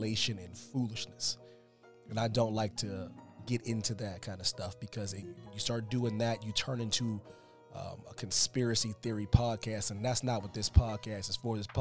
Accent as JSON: {"language": "English", "region": "Pennsylvania", "country": "United States", "said": "my home state of Pennsylvania"}